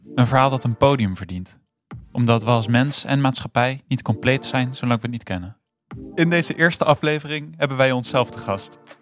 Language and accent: Dutch; Rotterdam, South Holland, Netherlands; now in Arnhem, Netherlands; Ik ben in Rotterdam geboren en ik woon nu in Arnhem.